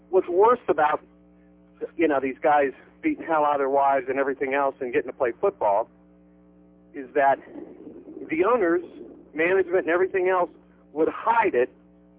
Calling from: Venice, Florida, United States; Hey, I'm calling from Venice.

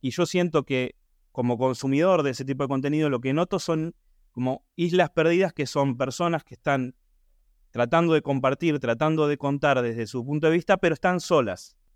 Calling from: Buenos Aires, Argentina; Hola, ¿qué tal? Buen día … de Buenos Aires, productor asociado de los cinco proyectos de, audiovisuales.

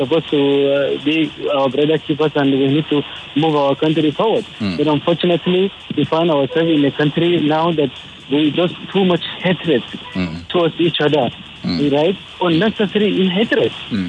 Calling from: Ikeja, Lagos, Nigeria; I'm calling from Ikeja.

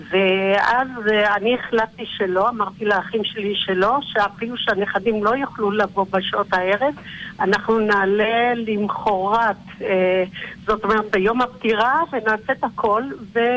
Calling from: Jerusalem, Jerusalem District, Israel; שלום כבוד הרב, אה … אני מדברת מירושלים.

